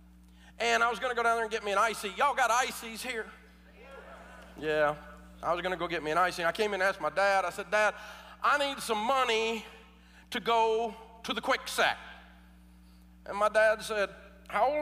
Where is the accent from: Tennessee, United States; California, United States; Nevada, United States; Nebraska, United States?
Tennessee, United States; Nashville; born or raised there